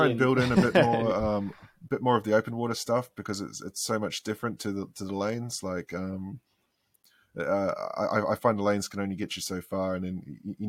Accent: Queensland, Australia; I grew up swimming in Tullabudger Creek.

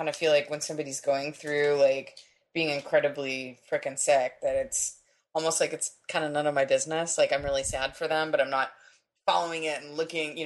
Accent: San Diego, California, United States; when I was growing up in San Diego

